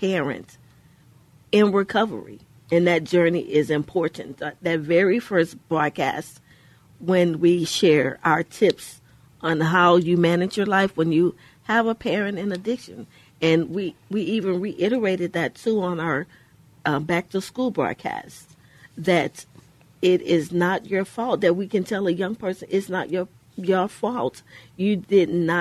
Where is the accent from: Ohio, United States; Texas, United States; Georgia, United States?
Texas, United States; Houston; We grew up in Houston, in the inner city in Houston, Texas